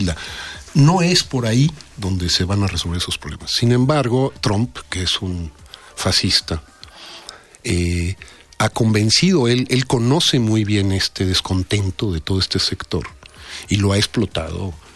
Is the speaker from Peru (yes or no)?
no; Mexico; los mexicanos, los científicos mexicanos